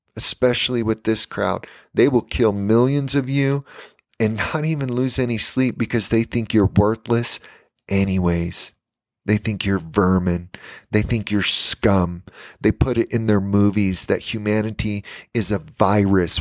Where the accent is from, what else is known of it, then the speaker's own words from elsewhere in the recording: United States; when I was growing up in America